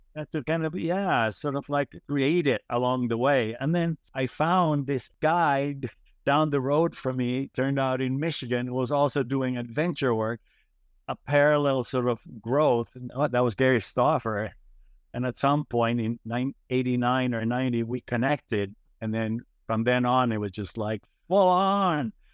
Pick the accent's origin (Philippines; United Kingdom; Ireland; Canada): Philippines; moved away; growing up in the Philippines